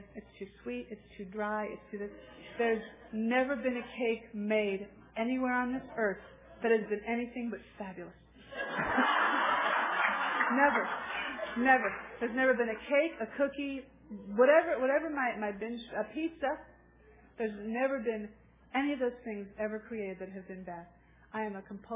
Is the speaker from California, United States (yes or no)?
yes; Los Angeles, California, United States; I'm from Los Angeles